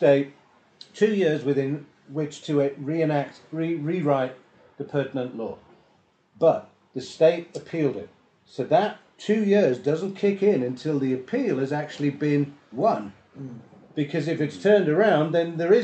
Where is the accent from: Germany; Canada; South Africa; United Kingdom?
South Africa; we're from South Africa